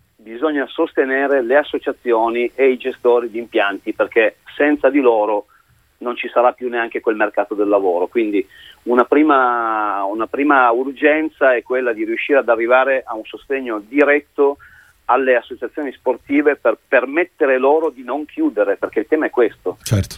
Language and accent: Italian; Italy; di allenare la nazionale del mio paese